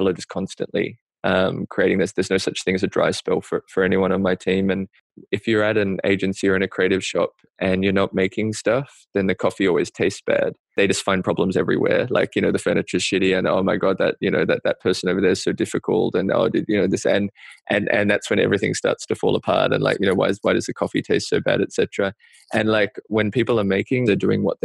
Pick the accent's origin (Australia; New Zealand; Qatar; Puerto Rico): Australia; now in New York, United States; stuff that I feel like really as an Australian kind of like gives me the chills